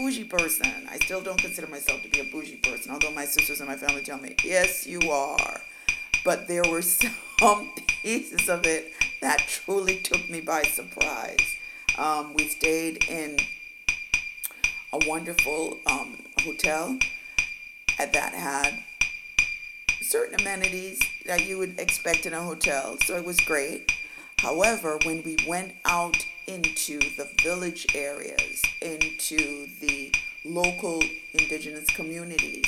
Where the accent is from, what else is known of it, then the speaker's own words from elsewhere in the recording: Jamaica; moved away; I am from Jamaica